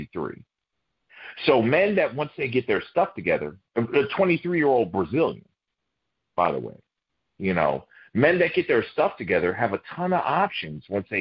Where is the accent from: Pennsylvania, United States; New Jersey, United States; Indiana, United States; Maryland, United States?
Maryland, United States; Baltimore; I'm from Baltimore